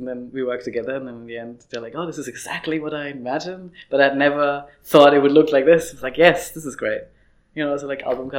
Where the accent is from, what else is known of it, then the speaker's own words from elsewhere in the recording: Vienna, Austria; also born or lived in Lower Austria / Australia / New Zealand; I'm from Vienna. I was born in Vienna. Mm-hmm. And then I grew up kind of part-time in Lower Austria, so half rural on a farm, which was great. But I am from here, yeah, and I'm still here.